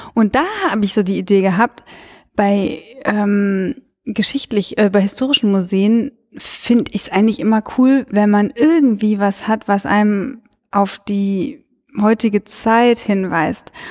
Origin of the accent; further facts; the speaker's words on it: Cologne, North Rhine-Westphalia, Germany; ich komme ja aus Köln